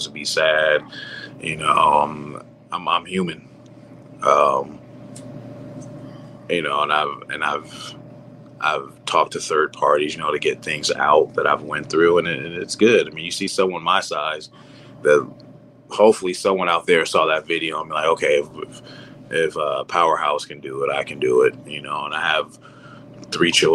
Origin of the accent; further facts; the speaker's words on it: California, United States; in my home state, not too far from home in Sacramento